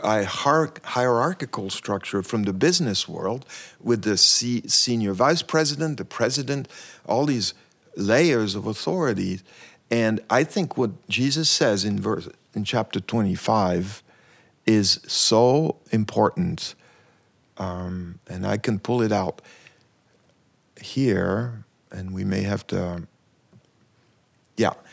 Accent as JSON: {"language": "English", "country": "Switzerland", "moved": "yes", "lives_now": "United States", "said": "I'm from Switzerland originally, and I've been in the U S for a long time"}